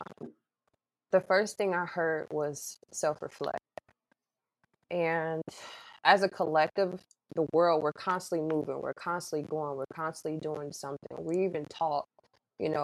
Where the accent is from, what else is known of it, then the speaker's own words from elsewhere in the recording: Mississippi, United States; I was born and raised in Mississippi, so I'm very Southern